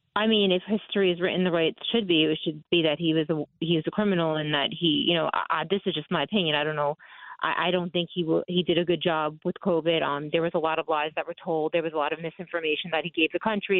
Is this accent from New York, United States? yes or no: yes; Long Island, on the borderline of Queens, New York, United States; born or raised there